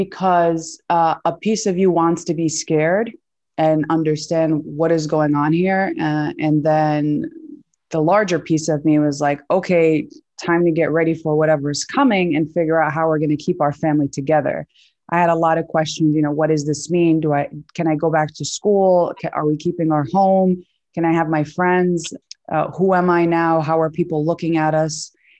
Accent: Brooklyn, New York, United States; I am the daughter of Palestinian immigrants. We're all born and raised in Sunset Park, Brooklyn.

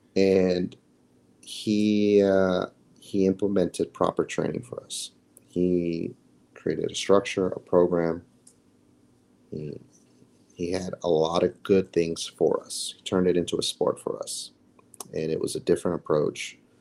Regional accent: United States; as an American

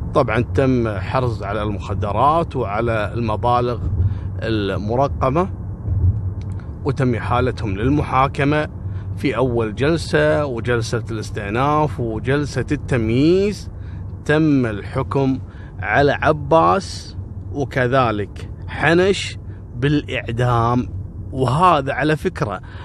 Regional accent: Kuwait; عندنا في الكويت

